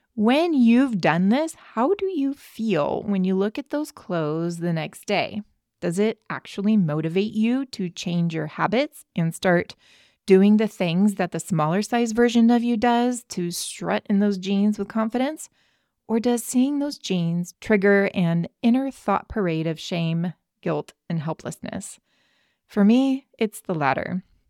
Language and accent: English; California, United States; as a Californian